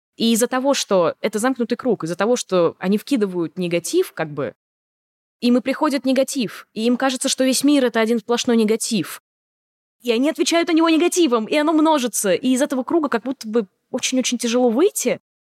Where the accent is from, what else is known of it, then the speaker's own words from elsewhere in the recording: Moscow, Russia; Я коренная москвичка, и училась я в Москве.